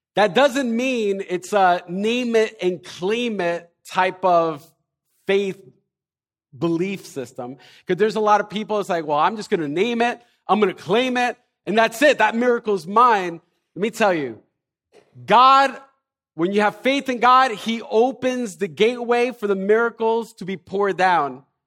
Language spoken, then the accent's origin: English; Elizabeth, New Jersey, United States; we're from New Jersey, from, most of us probably from Elizabeth